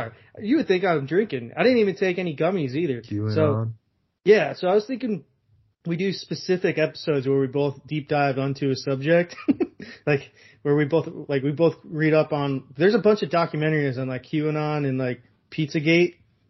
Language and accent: English; South Africa; Also, you could call someone racist if they think it's racist, because I'm from South Africa.